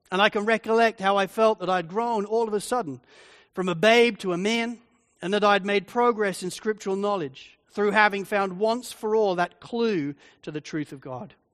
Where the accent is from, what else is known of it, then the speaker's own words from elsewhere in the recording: England, United Kingdom; now in Australia; Maybe I have an advantage because I'm English. You know, however long I've lived in Australia for, and even though I'm now a citizen of Australia, I still don't really feel Australian. I feel like an Englishman living here.